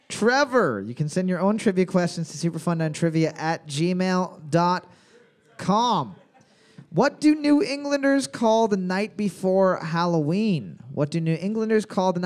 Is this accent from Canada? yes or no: yes; Canada